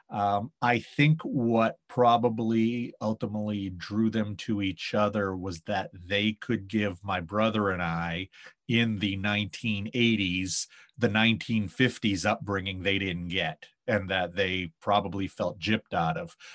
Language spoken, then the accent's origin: English; Maine, United States; Maine is one of those places where people hear you're from there and they tell you how beautiful it is.